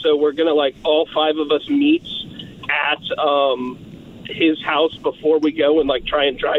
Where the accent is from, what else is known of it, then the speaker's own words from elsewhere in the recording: Indianapolis, Indiana, United States; I was born in Indianapolis. I'm 29 now